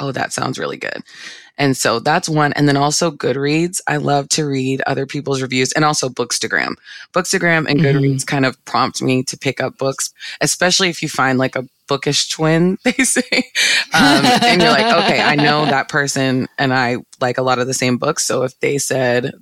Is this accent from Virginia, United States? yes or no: yes; Northern Virginia, United States; moved away as an adult; now in Orlando, United States; I'm from Northern Virginia area